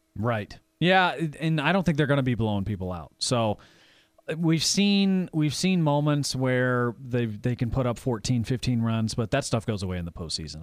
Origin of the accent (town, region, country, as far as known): Fayetteville, Arkansas, United States; born or raised there; moved away; also born or lived in Kansas City